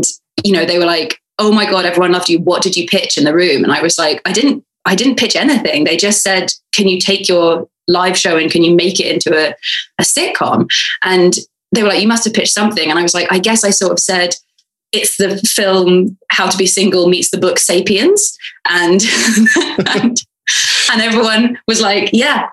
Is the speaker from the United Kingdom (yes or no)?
yes; United Kingdom; I'm a British girl